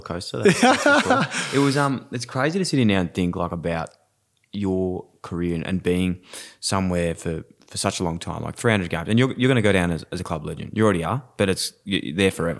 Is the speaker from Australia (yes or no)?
yes; Melbourne, Victoria, Australia; now in Sydney, Australia; I was from Melbourne